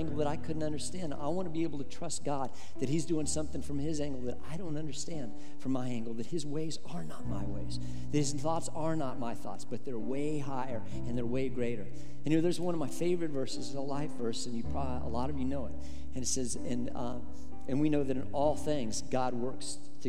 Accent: Colorado, United States; moved away as an adult; back to Colorado to be a pastor in my home state in Colorado

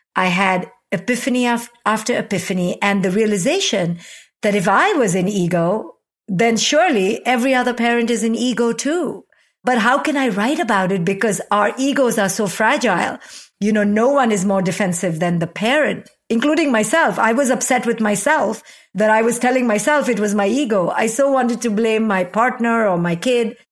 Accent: India; moved away as an adult; a twenty-one-year-old recent immigrant from India

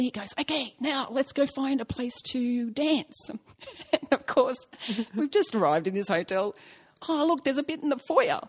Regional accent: Australia; I'm Australian

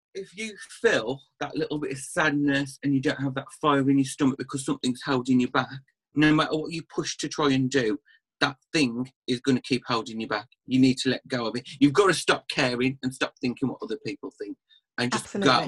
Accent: Birmingham area, Black Country, West Midlands, United Kingdom; accent: Black Country; you can probably tell from the accent I'm from like the West Midlands, Birmingham kind of area, black country

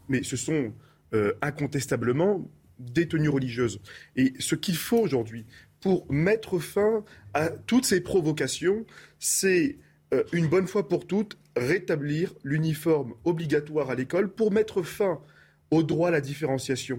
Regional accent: France; je suis français, j'aime profondément mon pays

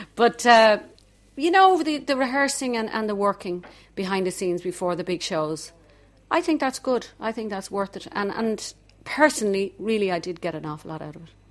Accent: Dublin, Leinster, Ireland; accent: Dublin; my accent was a bit too strong, my Dublin accent

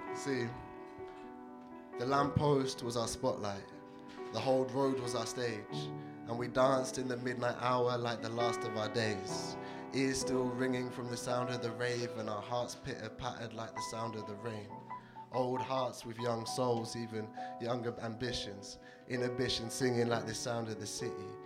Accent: TN3, South East England, United Kingdom; moved away; I grew up in a small town by the sea

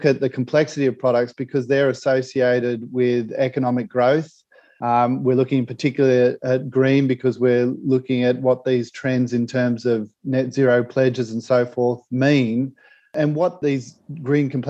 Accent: Australia; my home country, Australia

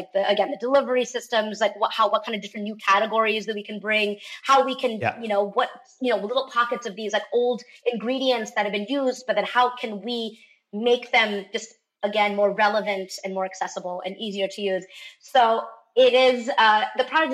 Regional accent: Darjeeling, West Bengal, India; moved away; We grew up in the tea estates, in the Himalayas near Darjeeling.

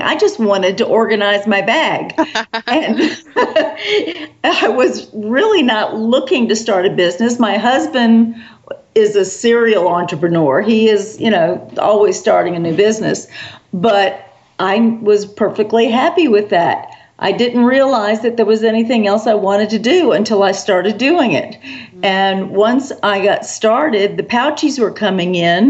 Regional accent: South Carolina, United States; also born or lived in New York City; we soon moved back down to the South, and I've been in the South ever since, in South Carolina

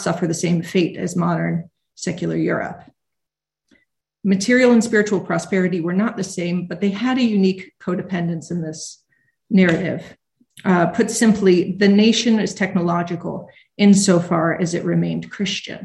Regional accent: United States; I'm American

